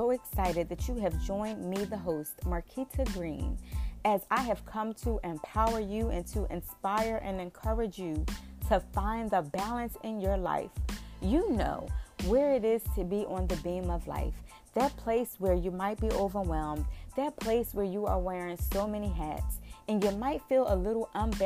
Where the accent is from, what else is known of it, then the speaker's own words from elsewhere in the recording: Philadelphia, Pennsylvania, United States; now in Florida, United States; I am from West Philadelphia